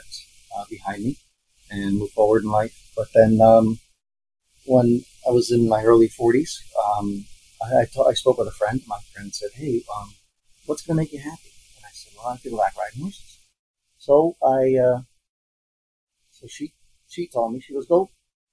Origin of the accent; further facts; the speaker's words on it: Albany, New York, United States; now in Ballston Spa, United States; growing up in Albany, we'd go to the track when they came to Saratoga